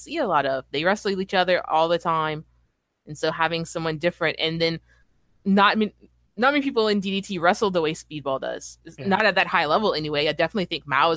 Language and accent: English; United States; I'm from America too